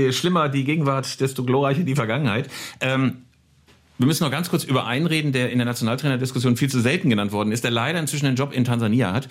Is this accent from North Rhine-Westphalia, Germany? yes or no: yes; Bielefeld, North Rhine-Westphalia, Germany; Aufgewachsen in Bielefeld